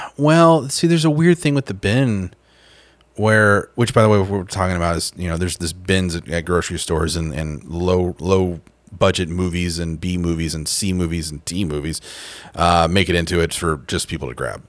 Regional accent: Tulsa, Oklahoma, United States; my hometown of, uh, Tulsa, Oklahoma

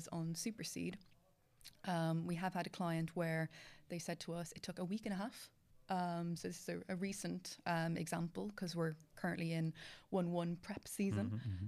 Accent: Ireland; I am from Ireland.

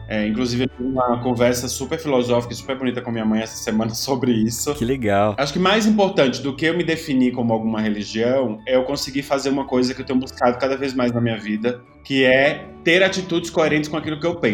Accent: Itaberaba, Bahia, Brazil; born there; eu, eu nasci no interior da Bahia, eu nasci num hospital de uma cidade chamada Itaberaba.

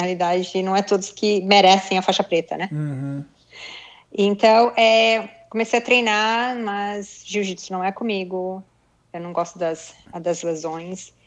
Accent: Brazil; moved away as an adult; also born or lived in Japan; eu sou brasileira, meu pai é japonês

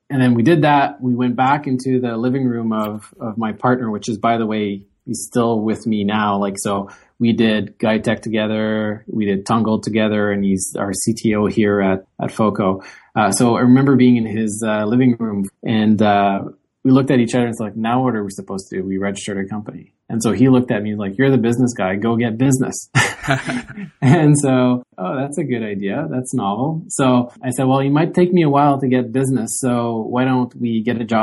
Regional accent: Gatineau, Quebec, Canada; also born or lived in Waterloo; I'm from the Ottawa area on the Quebec side in Gatineau. So I grew up here

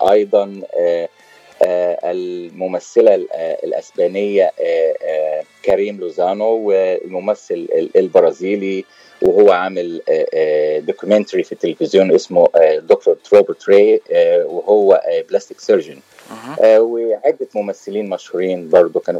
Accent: Port Said, Port Said Governorate, Egypt; now in United States; انا والله من مدينه اسمها بورسعيد آه، بجمهوريه مصر العربيه وبقالي حوالي 15 سنه في امريكا

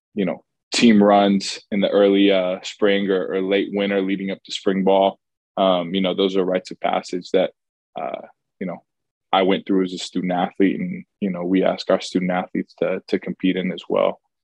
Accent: Charlotte, North Carolina, United States; I'm originally from Charlotte

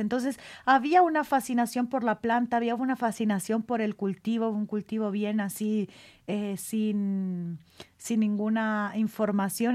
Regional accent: Michoacán, Mexico; now in Mexico City, Mexico; yo soy eh, michoacana

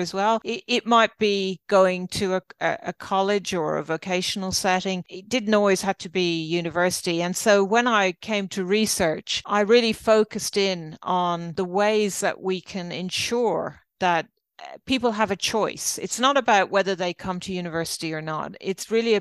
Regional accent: Ireland; moved away as an adult; now in Australia; you probably tell by my accent, I'm not Australian, I'm actually Irish

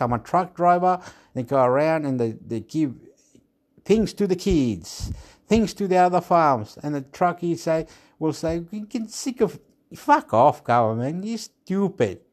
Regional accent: Chile; now in Australia; I'm from Chile

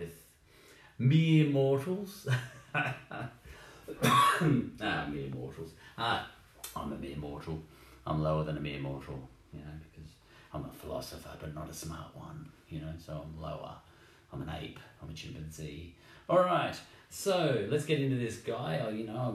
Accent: Australia; I'm Australian

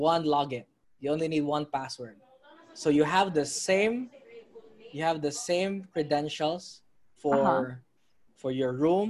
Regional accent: Philippines; I'm from the Philippines.

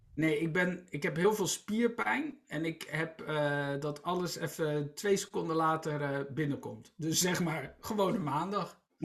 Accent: Rotterdam, South Holland, Netherlands; Ik ben, ik ben Rotterdammer en voor Feyenoord

